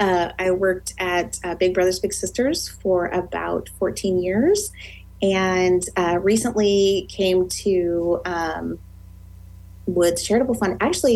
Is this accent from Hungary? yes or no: no; Crete, Nebraska, United States; moved away as an adult; now in Lincoln, United States; I am actually from Crete, Nebraska originally. Yay, Cardinals. I came to Lincoln for college and I have lived here ever since.